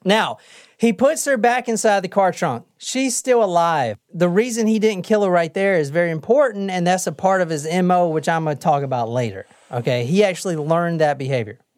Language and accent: English; South Carolina, United States; I'm from the South.